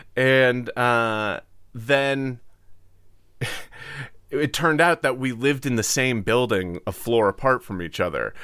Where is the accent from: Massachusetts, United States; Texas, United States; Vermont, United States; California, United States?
Massachusetts, United States; Cape Cod; I'm from Cape Cod